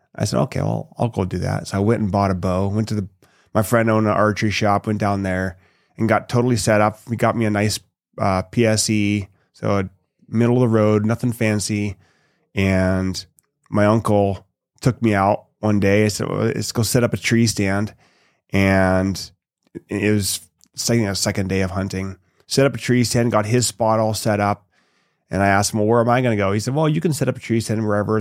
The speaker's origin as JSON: {"language": "English", "area": "an hour north of Seattle", "region": "Washington", "country": "United States", "tie": "born or raised there", "also_born_or_lived": "Toronto, Ontario, Canada", "said": "we moved to Washington when I was about two, a little over two years old"}